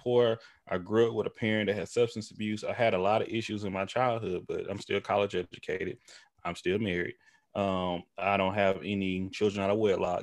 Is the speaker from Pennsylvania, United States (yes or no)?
no; Tyler, Texas, United States; moved away; we're both from East Texas, him and I. We grew up in our small towns. Well, we from the same town, but, you know, Tyler, Texas